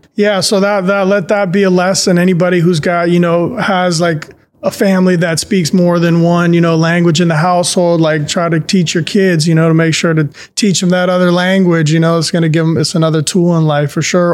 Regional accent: San Francisco, California, United States; the neighborhoods that I grew up with in San Francisco at that time in the eighties

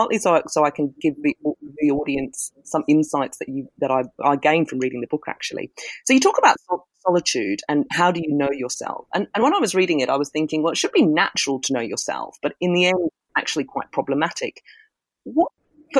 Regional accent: Scotland, United Kingdom; I'm Scottish, I'm married, and I have two children

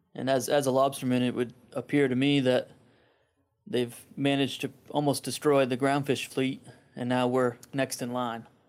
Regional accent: Friendship, Maine, United States; I'm from Friendship, Maine

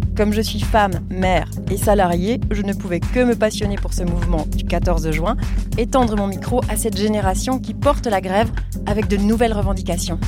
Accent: France; Moi je suis française

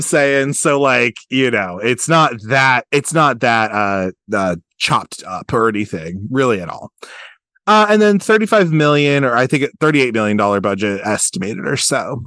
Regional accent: Baltimore, Maryland, United States; we're also Baltimore guys. He's from Baltimore, I'm from Baltimore.

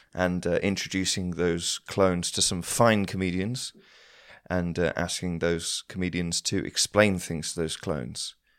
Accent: Shropshire, West Midlands, United Kingdom; I grew up in Shropshire

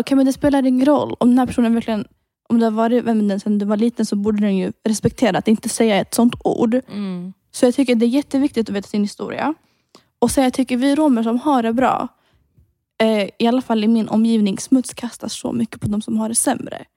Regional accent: Sweden; från Sverige.

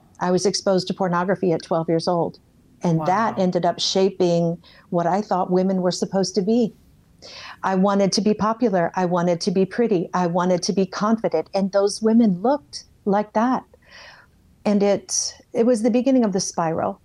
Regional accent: Iowa, United States; moved away as an adult; also born or lived in California; I'm from Iowa

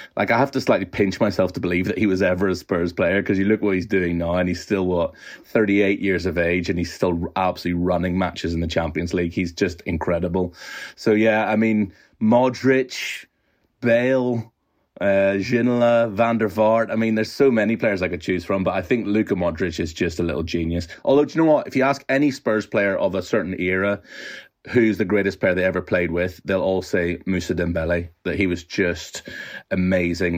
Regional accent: Northern Ireland, United Kingdom; I'm growing up in Northern Ireland in the 80s and 90s

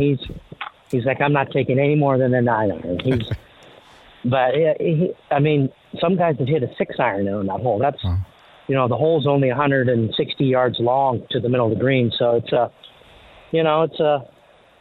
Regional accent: Canada; growing up in Canada

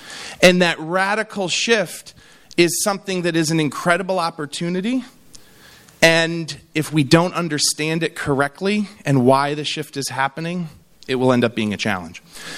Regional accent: New York, United States; I speak all over the country and I say, I'm from New York.

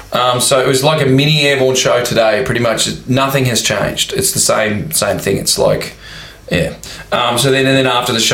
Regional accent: Warrnambool, Victoria, Australia; also born or lived in Melbourne; We came from Warrnambool and then moved to Melbourne, and when we moved to Melbourne, you know, we were seen as we were like, who are these?

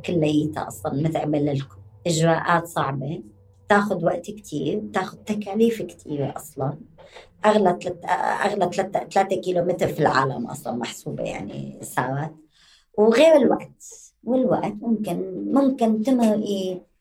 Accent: Damascus, Syria; moved away as an adult; now in West Bank, Palestine; أهلي لاجئين بال 48 آه، أو بفترة 48 إلى دمشق إلى سوريا وكنت حاملة وثيقة سفر سورية

